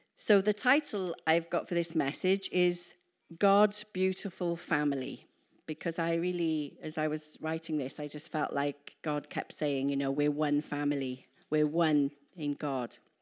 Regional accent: Wales, United Kingdom; moved away as an adult; I'm Welsh

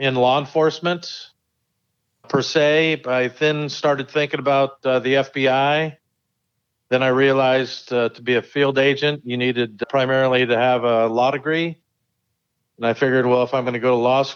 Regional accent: Pleasanton, California, United States; also born or lived in Livermore, California; I was actually born in Livermore a long time ago, and family moved to Pleasanton when I was about 3 years old and lived in Pleasanton primarily my whole life

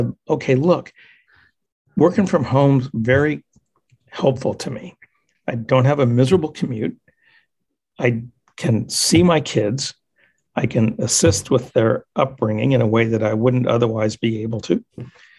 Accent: Ohio, United States; also born or lived in Indiana / Wisconsin / Illinois; I grew up in the Midwest, the Great Lakes states. So primarily Ohio, but also lived in Indiana and Wisconsin, Illinois, you know, that whole area in there, but mostly Ohio

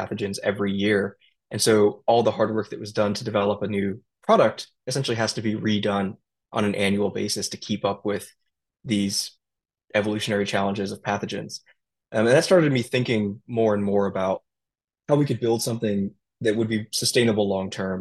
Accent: United States; growing up as an Indian in America

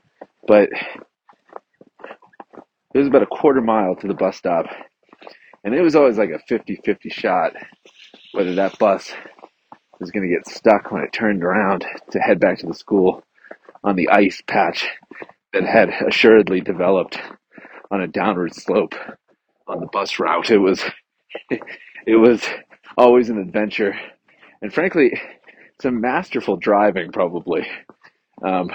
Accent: New Hampshire, United States; moved away; I grew up in New Hampshire, New England, and we would get pelted year after year with snow.

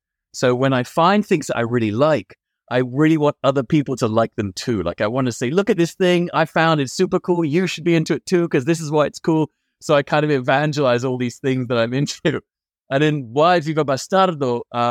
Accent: London, United Kingdom; French-Moroccan. I grew up in London.

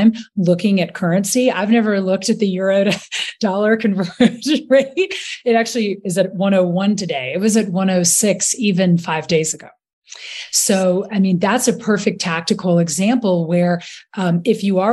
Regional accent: Rock Hill, South Carolina, United States; moved away; also born or lived in London; I'm from Rock Hill, South Carolina

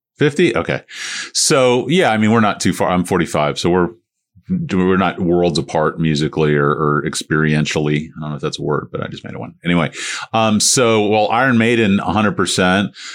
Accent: St. Petersburg, Florida, United States; I grew up in Saint Pete

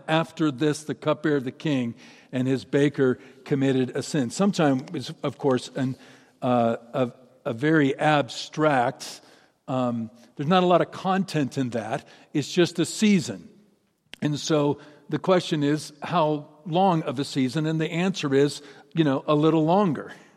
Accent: Seattle, Washington, United States; my hometown, in my town, Seattle.

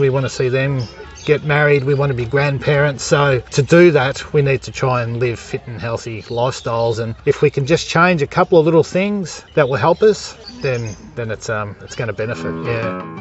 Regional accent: Fitzroy, Victoria, Australia; also born or lived in Clayton, Victoria; now in West Wimmera, Australia; We grew up in Fitzroy in a high rise commission building.

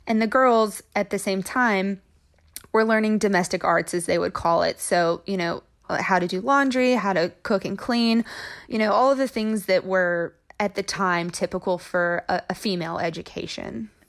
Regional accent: Braden, Tennessee, United States; also born or lived in Memphis, Tennessee; I was born in Memphis, Tennessee, but when I was about two years old, my parents decided they wanted to get out of the city, and so they moved to Braden, Tennessee

